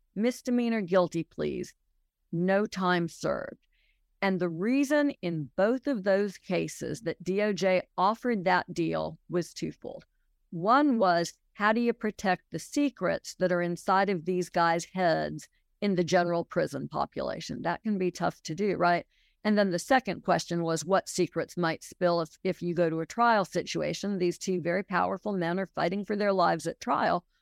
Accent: Los Angeles, California, United States; moved away as an adult; also born or lived in New York; now in Alabama, United States; I grew up in Los Angeles, spent a lot of time in New York growing up, and came to Alabama as an adult, sort of as an outsider.

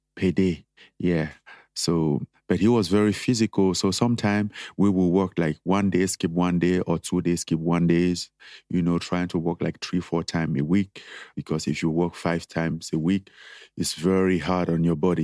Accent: Cameroon; moved away as an adult; growing up in Cameroon

